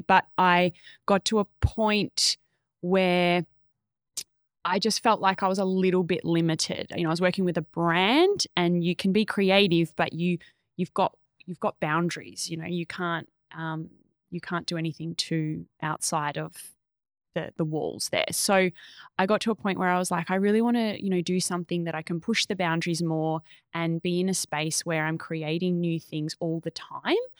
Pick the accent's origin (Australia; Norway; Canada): Australia; Echuca, Victoria; I grew up in a Chuka, so country town right on the Murray